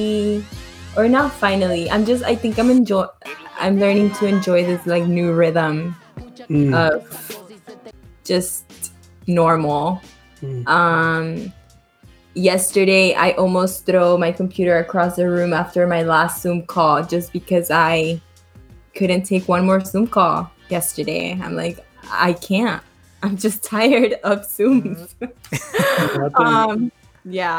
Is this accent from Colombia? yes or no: yes; Colombia; now in Miami, United States; I am live from Miami, Florida, aka the 305. And I actually was not born here. So I am from Colombia.